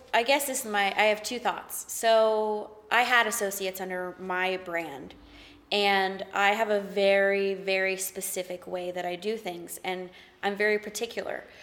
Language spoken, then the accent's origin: English; the South, United States; I'm from the South.